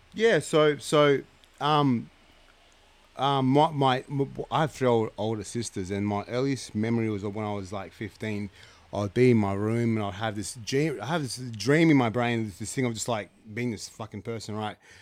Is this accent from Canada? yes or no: no; Canberra, Australian Capital Territory, Australia; also born or lived in Ghana / Lithgow; I grew up in Canberra